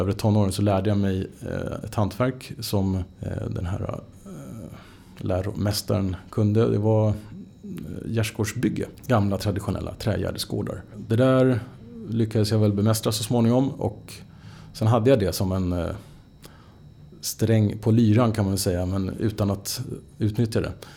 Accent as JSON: {"language": "Swedish", "town": "Stockholm", "region": "Stockholm County", "country": "Sweden", "tie": "born or raised there", "said": "jag är ju född in i Stockholm. Uppväxt i, liksom, verkligen in i stan."}